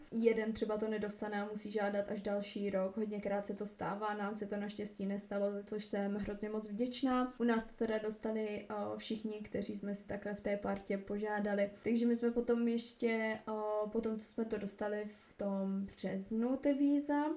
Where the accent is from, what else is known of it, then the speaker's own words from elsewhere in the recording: Moravia, Czechia; moved away as an adult; also born or lived in Uherské Hradiště, Czech Republic / Prague, Czech Republic; now in Opotiki, New Zealand; jsem z Moravy